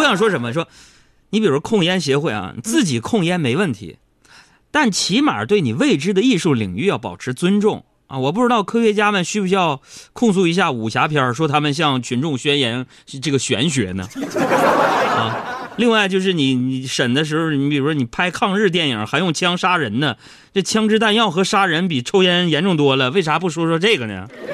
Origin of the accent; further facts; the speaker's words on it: Northeast China, China; moved away; 你在我们东北老家吃烧烤的时候